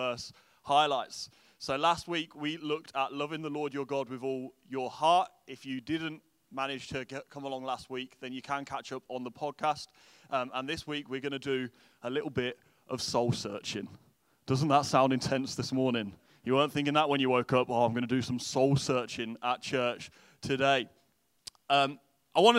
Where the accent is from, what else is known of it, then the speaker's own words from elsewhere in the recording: England, United Kingdom; moved away as an adult; now in Derry, United Kingdom; I'm originally from England, and now we live just outside of Derry